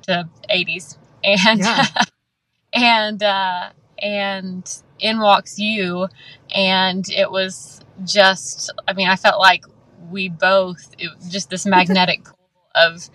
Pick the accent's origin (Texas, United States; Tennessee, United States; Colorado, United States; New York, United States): Texas, United States; YO Ranch, near Camp Waldemar; I was raised on the Wyo Ranch, not far from Camp Waldemar, just about 25 minutes.